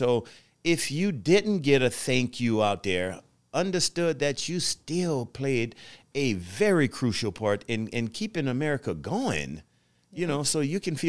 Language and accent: English; the South, United States; growing up in the South where I grew up from, we didn't have a lot financially